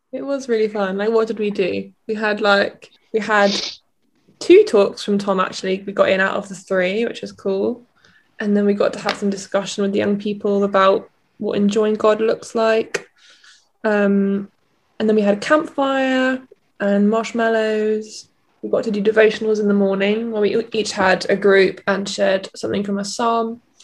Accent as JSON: {"language": "English", "area": "Cornwall", "region": "South West England", "country": "United Kingdom", "said": "I'm from Cornwall"}